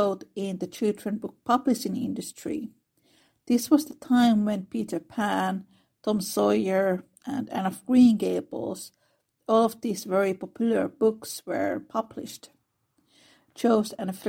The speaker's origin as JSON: {"language": "English", "country": "Finland", "said": "I am from Finland, which is a very secular country."}